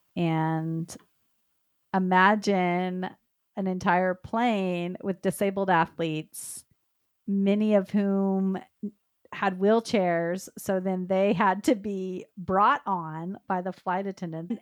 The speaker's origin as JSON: {"language": "English", "town": "Dallas", "region": "Texas", "country": "United States", "tie": "born or raised there", "said": "I grew up in the Dallas, Texas area"}